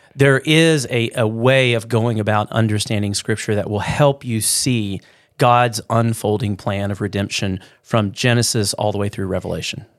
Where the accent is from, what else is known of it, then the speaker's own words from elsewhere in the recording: Louisiana, United States; moved away; also born or lived in Midwest; growing up in the South, in Louisiana